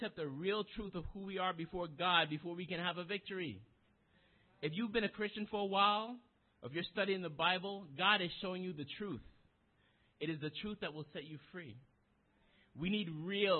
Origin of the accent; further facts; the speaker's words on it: New York City, New York, United States; most of us, we're from the Bronx